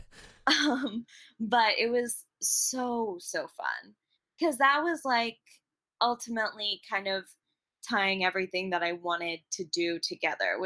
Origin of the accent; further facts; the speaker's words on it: Kentucky, United States; also born or lived in England / Chicago / Boston; I grew up in Kentucky.